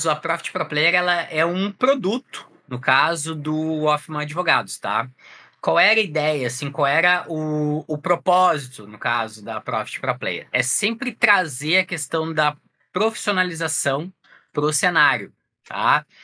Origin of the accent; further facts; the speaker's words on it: Porto Alegre, Rio Grande do Sul, Brazil; sou aqui de Porto Alegre, no Rio Grande do Sul